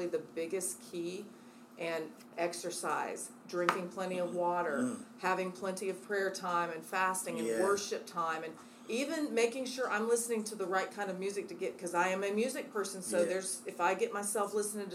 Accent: Midwest, United States; now in Charlotte, United States; I'm a Midwesterner

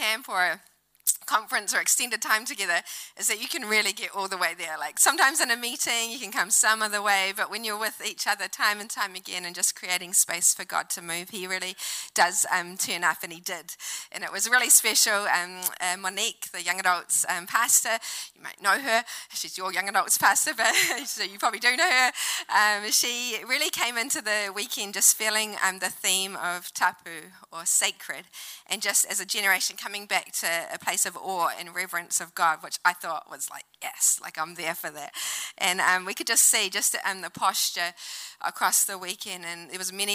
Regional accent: New Zealand; also born or lived in Auckland; now in Wellington, New Zealand; I'm Kiwi girl

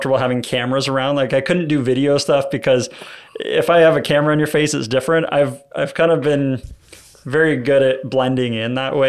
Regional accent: Hamilton, Ontario, Canada; born or raised there

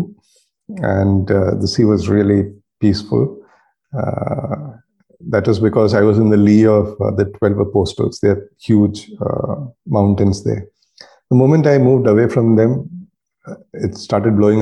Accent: India

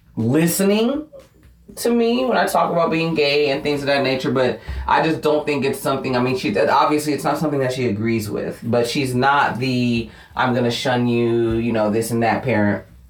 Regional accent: Fairfield, California, United States; I was born and raised in Fairfield, California. It's a suburb of the Bay Area

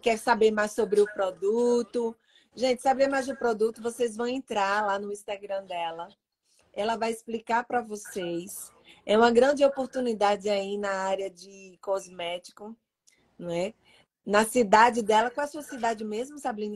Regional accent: Pernambuco, Brazil; moved away; Mas eu sou pernambucana

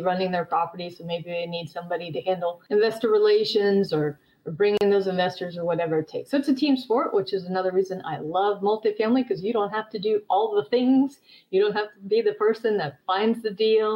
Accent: Sweden; moved away; I'm originally from Sweden.

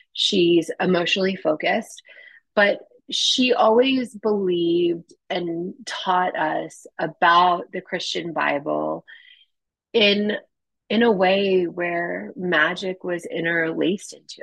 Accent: U.S. Virgin Islands; moved away; I was born and raised in the United States Virgin Islands

